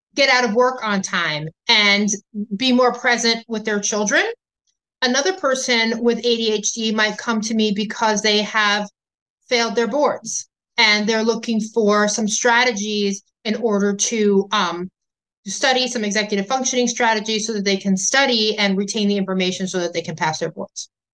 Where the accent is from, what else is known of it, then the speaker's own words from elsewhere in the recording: Illinois, United States; my home state of Illinois